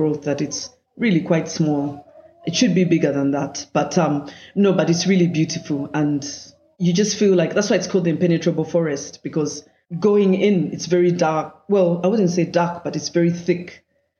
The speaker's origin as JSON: {"language": "English", "town": "Kampala", "region": "Central Region", "country": "Uganda", "tie": "born or raised there", "said": "I grew up in Kampala"}